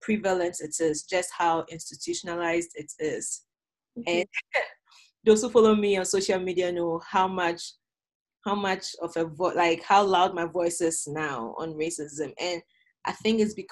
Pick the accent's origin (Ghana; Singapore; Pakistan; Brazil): Ghana; now in Rexburg, United States; growing up in Ghana